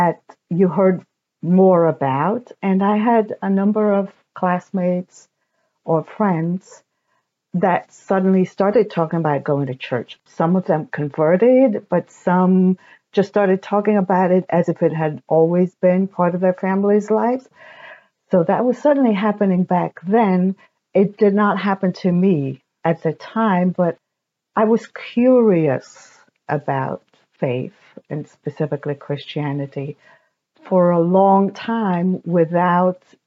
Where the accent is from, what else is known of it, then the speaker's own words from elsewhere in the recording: Hungary; I was born in Hungary in 1968